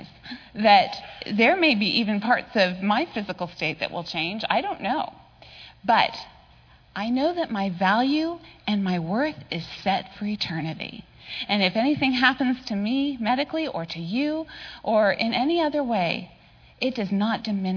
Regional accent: Palo Alto, California, United States; It was boring growing up in Palo Alto

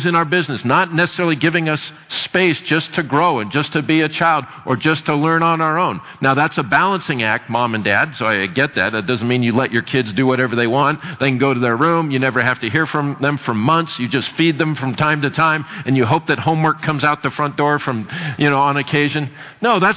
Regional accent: United States; I'm from America

